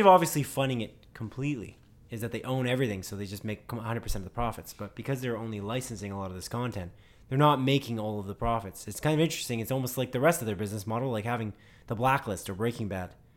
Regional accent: Canada; we're Canadian

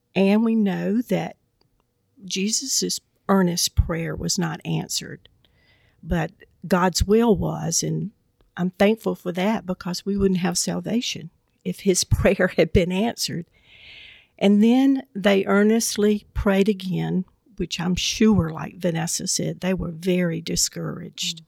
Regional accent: Southwest Georgia, United States; growing up in Southwest Georgia

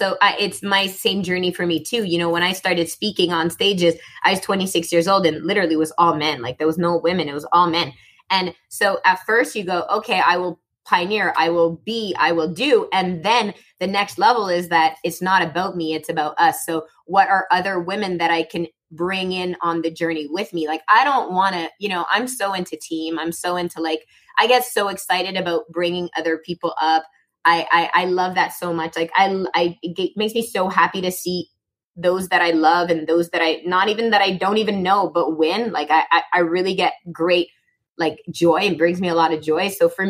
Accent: Morocco; born there; I was born in Morocco, and that's a longer story, but I just never fit in.

